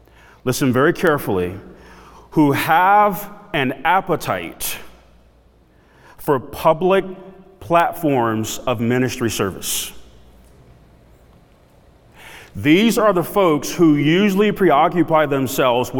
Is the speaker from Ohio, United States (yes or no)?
no; South DeKalb, Georgia, United States; I grew up in South DeKalb